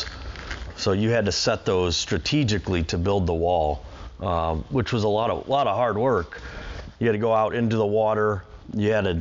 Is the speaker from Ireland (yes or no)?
no; Bay Village, Ohio, United States; I was born and raised in Bay Village, Ohio, so always been in Cleveland.